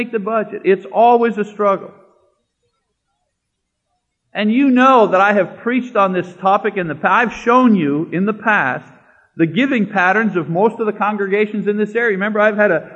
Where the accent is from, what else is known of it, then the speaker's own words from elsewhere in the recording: Canada; moved away; I'm Canadian